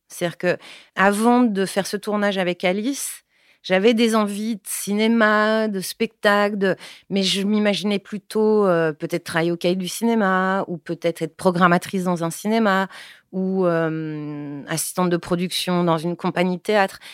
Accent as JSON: {"language": "French", "town": "Paris", "region": "Île-de-France", "country": "France", "tie": "born or raised there", "also_born_or_lived": "Brussels", "moved": "yes", "said": "Je suis née à Ménilmontant, à la clinique des Bleuets"}